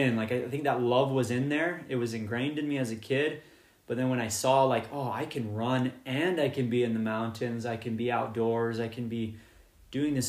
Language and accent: English; St. George, Utah, United States; also born or lived in Boulder, Colorado; now in Cedar City, United States; I grew up in St. George, Utah.